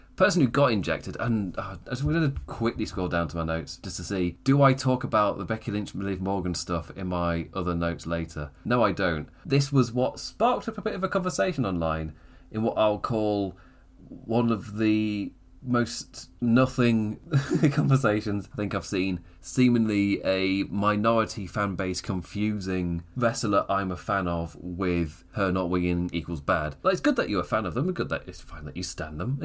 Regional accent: England, United Kingdom; I'm English

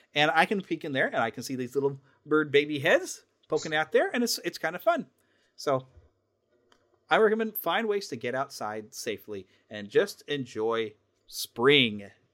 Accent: United States; as an American

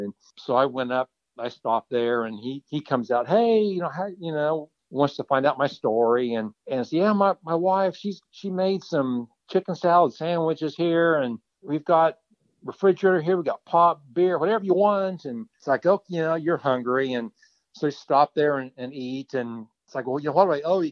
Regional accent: Kansas, United States; I'm from Kansas

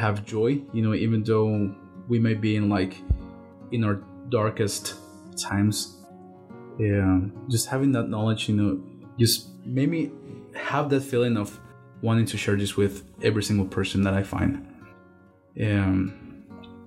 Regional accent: Guatemala City, Guatemala Department, Guatemala; moved away; I am from Guatemala City.

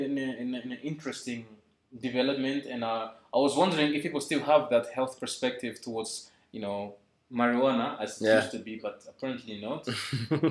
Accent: Netherlands; now in Rwanda; I grew up in the Netherlands where everything was already legalized.

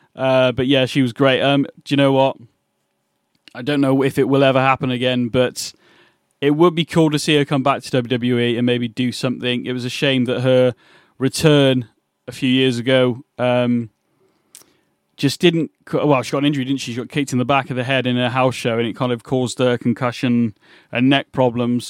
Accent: England, United Kingdom; I'm from England

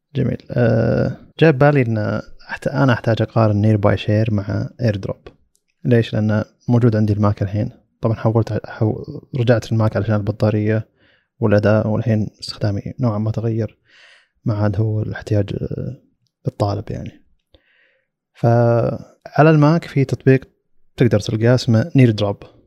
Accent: Saudi Arabia; عندنا في السعودية

